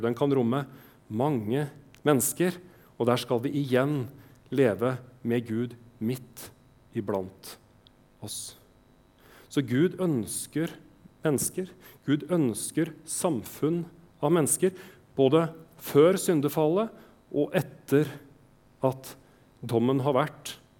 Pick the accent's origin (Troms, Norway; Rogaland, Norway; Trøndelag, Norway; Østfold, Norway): Østfold, Norway; Jeg er fra Østfold